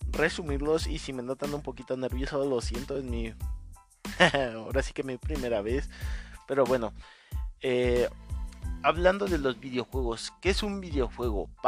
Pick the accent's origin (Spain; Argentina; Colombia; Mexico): Mexico; Mexico City; Yo me presento … tengo 27 años, soy de la Ciudad de México